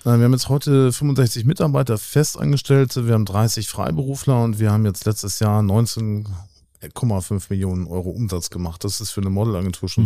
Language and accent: German; Hamburg, Germany; also born or lived in New York; ich bin Hamburger Jung, so hier aufgewachsen